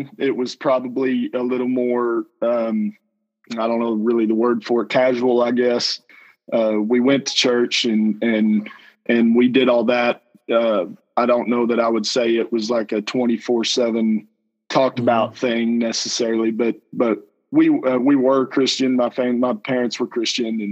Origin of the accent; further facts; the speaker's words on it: Lampasas, Texas, United States; also born or lived in Canton, Texas / Houston, Texas; I've born and raised in Texas from pre-K through my freshman year. I grew up here in Lampasas